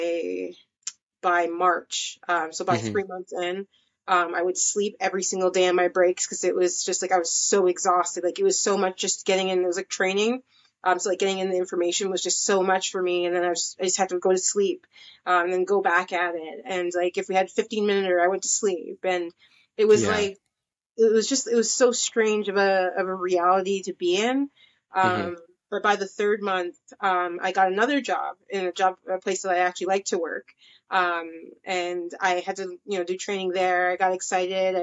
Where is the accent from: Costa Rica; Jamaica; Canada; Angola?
Canada; also born or lived in Mississauga, Ontario; I'm from Canada. I live close to Toronto in a city called Mississauga.